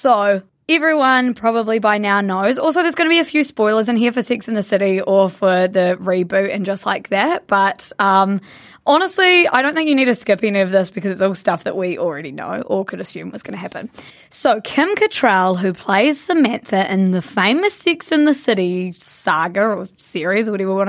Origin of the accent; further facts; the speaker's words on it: Blenheim, Marlborough, New Zealand; moved away; We are from Blenheim, which is a small town at the top of the South Island